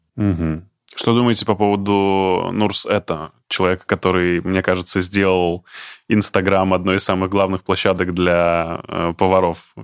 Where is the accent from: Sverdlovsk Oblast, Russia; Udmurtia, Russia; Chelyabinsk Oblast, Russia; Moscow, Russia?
Udmurtia, Russia; Izhevsk; я из Ижевска